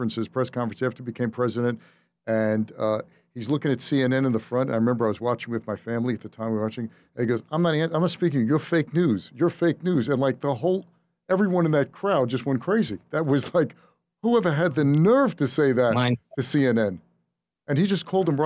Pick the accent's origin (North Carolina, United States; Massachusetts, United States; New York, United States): New York, United States; I'm a New Yorker